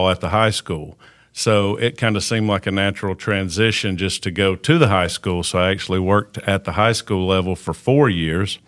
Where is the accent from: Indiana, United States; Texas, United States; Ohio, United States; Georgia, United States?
Georgia, United States; Forsyth County; I grew up here in Forsyth County.